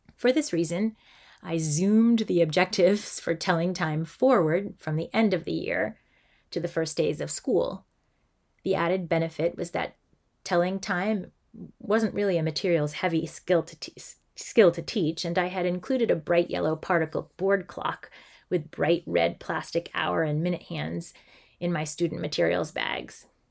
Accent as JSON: {"language": "English", "region": "Massachusetts", "country": "United States", "tie": "born or raised there", "said": "I'm an elementary school teacher who grew up in a small town in Massachusetts"}